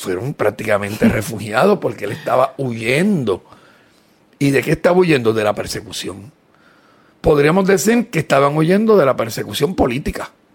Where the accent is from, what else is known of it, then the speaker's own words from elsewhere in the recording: Puerto Rico; nos sentimos orgullosos de ser puertorriqueños